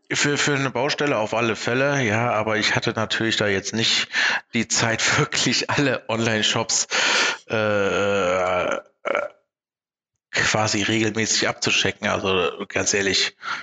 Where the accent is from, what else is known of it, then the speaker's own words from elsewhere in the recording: Germany; bei uns in Deutschland